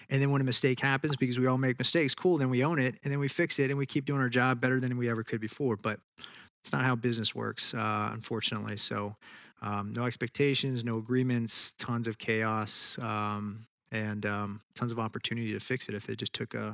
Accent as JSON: {"language": "English", "region": "Tennessee", "country": "United States", "tie": "born or raised there", "also_born_or_lived": "Texas", "said": "I was born in Texas and we kind of moved around and ended up in Tennessee. Went to high school there."}